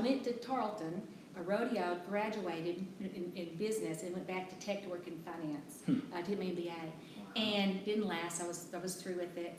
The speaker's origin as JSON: {"language": "English", "town": "Big Lake", "region": "Texas", "country": "United States", "tie": "born or raised there", "moved": "yes"}